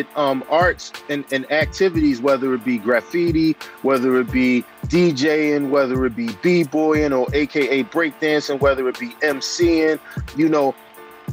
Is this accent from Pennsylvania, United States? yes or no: yes; Philadelphia, Pennsylvania, United States; I grew up in West Philadelphia, a section called the Cobbs Creek section, which is pretty much central West Philadelphia, product of West Philadelphia schools all my life